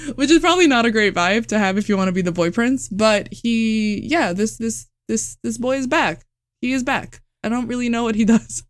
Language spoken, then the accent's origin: English; Puerto Rico; also born or lived in Japan; now in Austin, United States; I'm originally from Puerto Rico